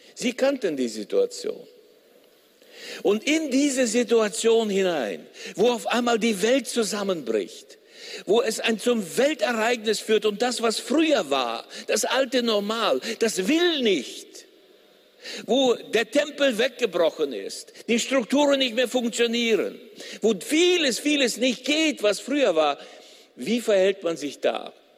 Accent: Gummersbach, North Rhine-Westphalia, Germany; Bei uns in Gummersbach, wo ich herkomme

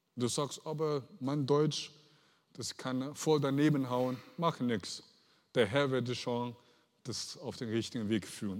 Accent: Henan, China; German is a second language; now in Germany; ich bin aufgewachsen in China, in äh, Henan, Henan Provinz, südlich

